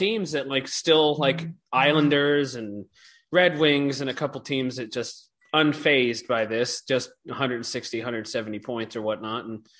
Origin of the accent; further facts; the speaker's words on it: Maryland, United States; You know, I'm from Maryland, so like I'm very familiar with the Mason-Dixon line.